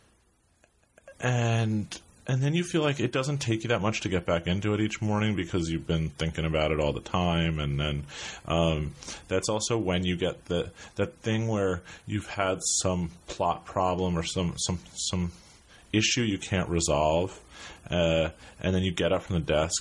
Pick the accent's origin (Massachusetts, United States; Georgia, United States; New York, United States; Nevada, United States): New York, United States; New York City; also born or lived in Brooklyn; I grew up in New York. I grew up in Manhattan.